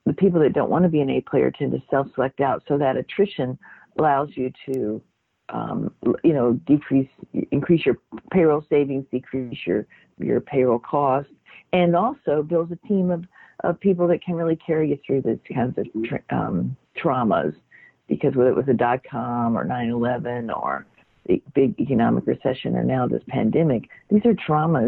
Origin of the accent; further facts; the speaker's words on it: Mississippi, United States; I grew up in Mississippi and went to work at a very young age